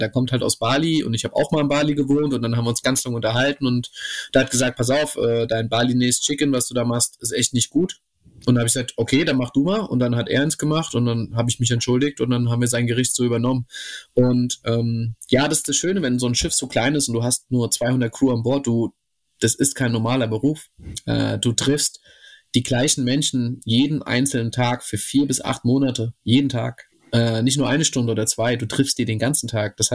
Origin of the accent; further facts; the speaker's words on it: Romania; ich komme eigentlich aus Rumänien und da haben wir das so gemacht